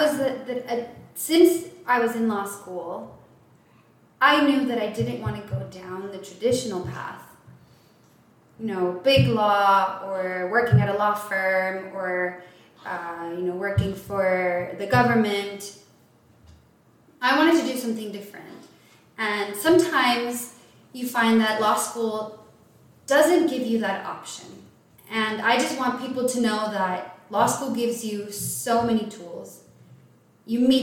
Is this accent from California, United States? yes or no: no; El Paso, Texas, United States; moved away; I grew up in El Paso, Texas.